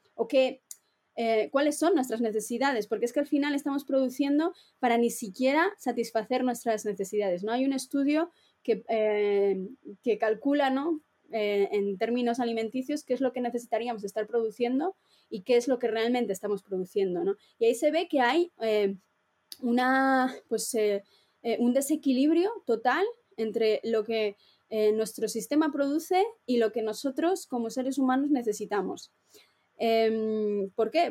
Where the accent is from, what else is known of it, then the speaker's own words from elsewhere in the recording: Valladolid, Castile and León, Spain; yo también soy de Valladolid